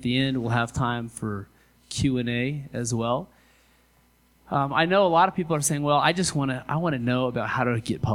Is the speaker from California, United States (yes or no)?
no; Western Kansas, United States; now in Colorado, United States; I moved from Kansas. See, I'm from Western Kansas